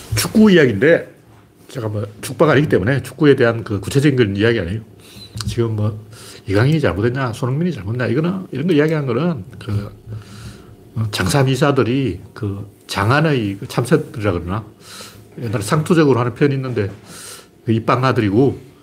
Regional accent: Gyeongsang, South Korea; 나는 경상도 사람이기 때문에

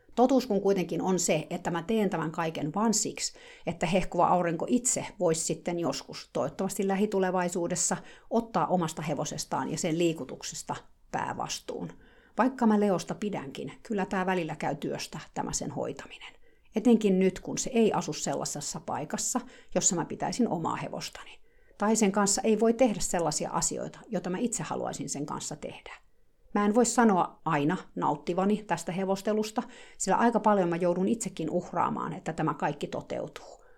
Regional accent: Finland; now in United States; Mä oon Suomesta

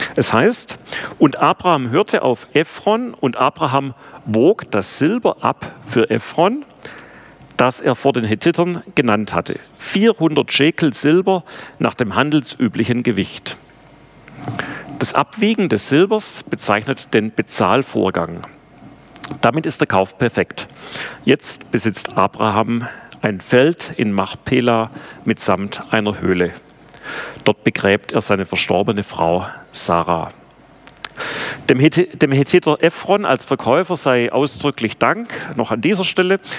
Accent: Bad Urach, Baden-Württemberg, Germany; accent: Swabian; also born or lived in Ludwigsburg; Ich bin geboren in Bad Urach, also wir können auch Schwäbisch schwätzen, aber ähm, ich versuche es mal auf Deutsch. Und ähm, bin auf der Schwäbischen Alb aufgewachsen

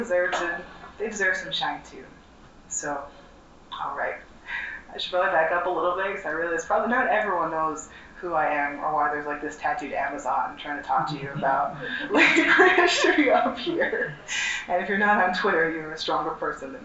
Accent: New Jersey, United States; I am from New Jersey

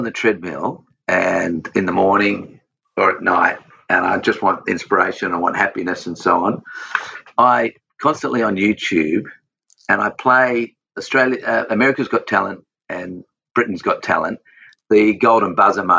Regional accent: Australia; I've got that manliness about me and that Aussiness about me. I'm obsessed Aussie

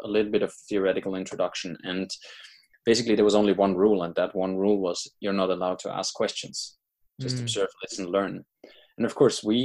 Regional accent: Austria; moved away; I'm from Austria originally

